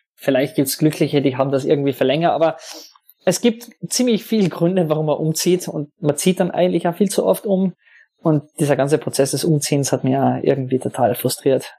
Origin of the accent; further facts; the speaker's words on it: Hermagor, Carinthia, Austria; also born or lived in London; now in Vienna, Austria; ich komme eigentlich aus Hermagua, das ist ein winzig kleines Kaff in Kärnten